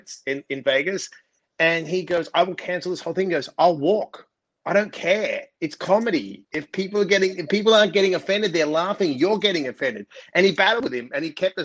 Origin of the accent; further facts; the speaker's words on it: Australia; I'm Australian